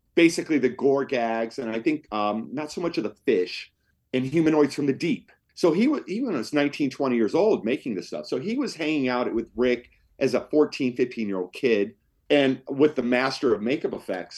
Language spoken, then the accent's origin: English; Cleveland, Ohio, United States; also born or lived in Los Angeles; came back to make a documentary film back in my hometown of Cleveland